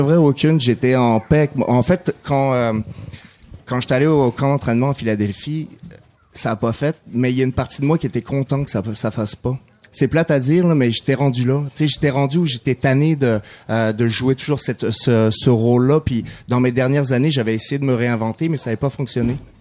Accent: France; moved away; also born or lived in Saguenay, Quebec, Canada

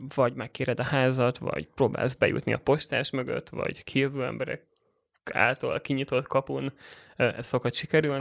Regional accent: Budapest, Hungary; also born or lived in Borsod-Abaúj-Zemplén (village); én egy 2000 fős kis faluból uh, indultam, Borsodból, és 8 évesen kerültem Budapestre, és uh, gimnáziumot már, már itt jártam

